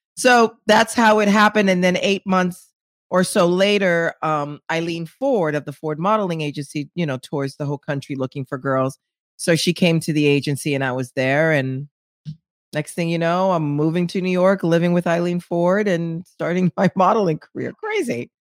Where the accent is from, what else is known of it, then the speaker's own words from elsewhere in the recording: Haiti; moved away; I'm from Haiti